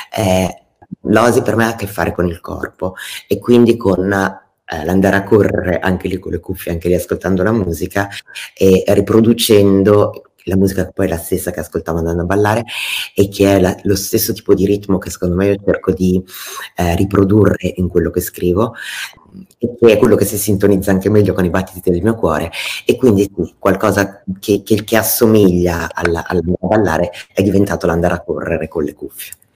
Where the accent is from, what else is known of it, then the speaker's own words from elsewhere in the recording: Italy; essendo nata e cresciuta in Italia